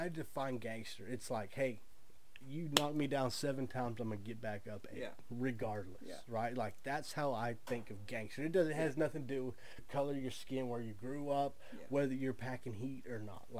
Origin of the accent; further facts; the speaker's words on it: Texas, United States; I'm from Texas